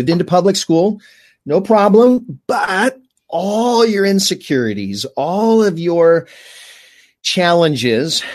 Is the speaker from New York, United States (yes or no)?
no; Fullerton, California, United States; I grew up here in Orange County. So Fullerton